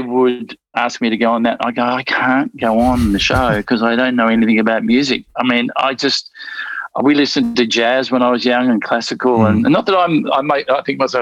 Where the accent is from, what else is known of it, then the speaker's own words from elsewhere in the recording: Melbourne, Victoria, Australia; I just went to Strathmore High in the northern suburbs of Melbourne